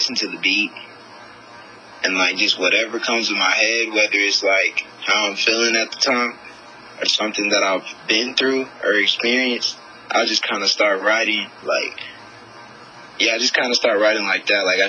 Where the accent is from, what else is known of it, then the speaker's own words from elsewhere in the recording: Dallas, Texas, United States; I'm actually from Dallas, Texas.